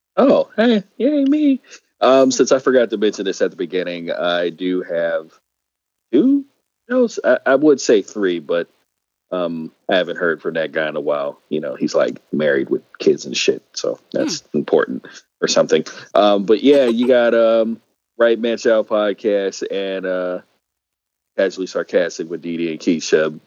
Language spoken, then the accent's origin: English; California, United States; moved away; my home state is expensive as fuck